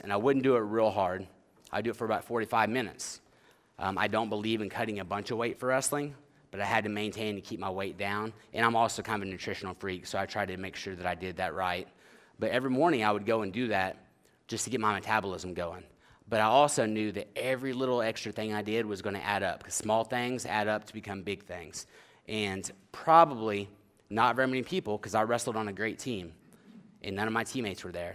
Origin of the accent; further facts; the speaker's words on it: Oklahoma, United States; moved away; I am from Oklahoma originally